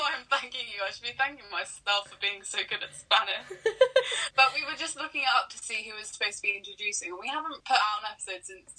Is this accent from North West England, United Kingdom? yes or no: yes; North West England, United Kingdom; I'm from Lancashire, though. I don't know where that is. It's definitely not in the West Country, though.